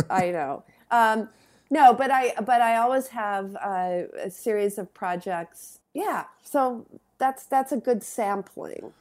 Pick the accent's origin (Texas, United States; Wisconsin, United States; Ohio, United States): Wisconsin, United States; Madison; I came from Madison, Wisconsin